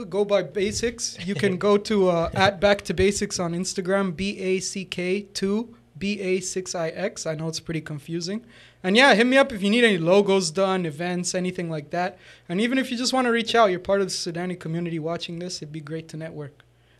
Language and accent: English; Toronto, Ontario, Canada; also born or lived in Mississauga; I'm even more Canadian than you. I was born in downtown.